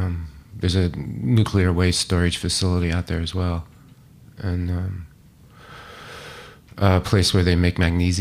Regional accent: Salt Lake City, Utah, United States; I grew up in Utah, Salt Lake

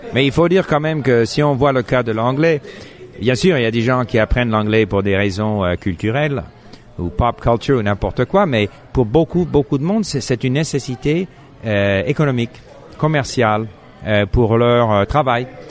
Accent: Montreal, Quebec, Canada; first language English; French is a second language; Moi, je suis anglophone, j'ai grandi à Montréal, je parlais pas français

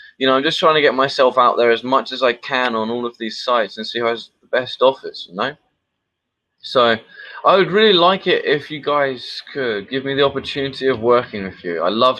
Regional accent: London, United Kingdom; moved away as an adult; now in Brazil; I am an English teacher from London. I've been here in Brazil now for almost 5 years.

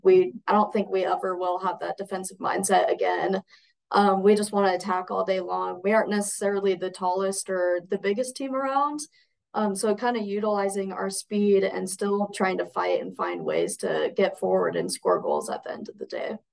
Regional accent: Coeur d'Alene, Idaho, United States; now in Caldwell, United States; I'm Idaho born and raised, but up in Coeur d'Alene

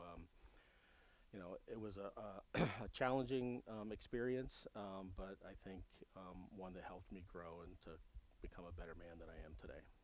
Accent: Ohio, United States; moved away; in my home state of Ohio at the time. I was, you know, in high school.

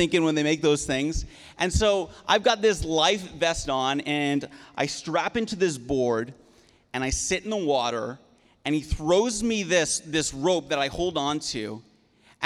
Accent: Prince Edward Island, Canada; moved away; I'm from the East Coast of Canada. And so I grew up in Prince Edward Island, and growing up on an island

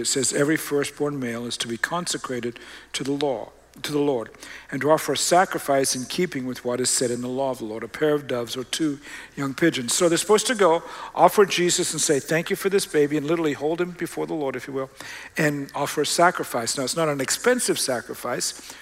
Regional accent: Australia; moved away; I grew up in Australia.

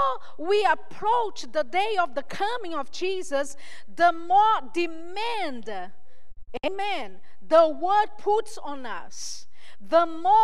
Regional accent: Brazil; I'm from Brazil

